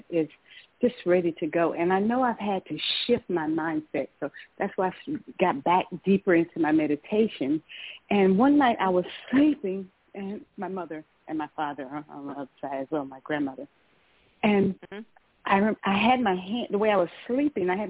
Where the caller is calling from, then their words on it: Georgia, United States; I'm calling from Georgia.